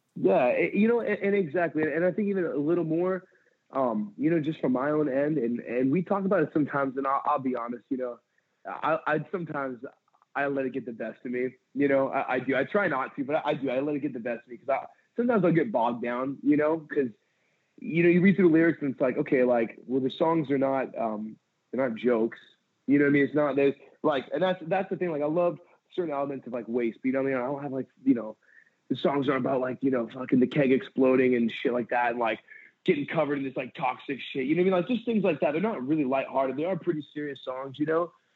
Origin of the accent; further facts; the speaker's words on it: San Pedro, California, United States; also born or lived in Santa Cruz, California; I grew up in San Pedro, California, and uh, I I left there. I just turned 18